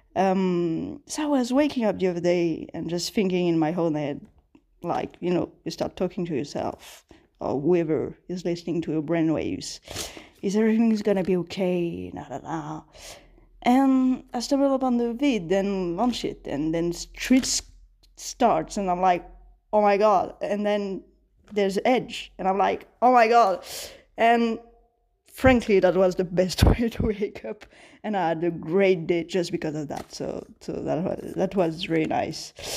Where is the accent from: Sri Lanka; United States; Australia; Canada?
Sri Lanka; I'm from Sri Lanka